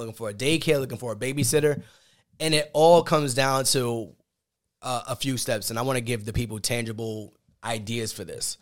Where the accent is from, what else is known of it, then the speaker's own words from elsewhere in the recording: New York, United States; we're from New York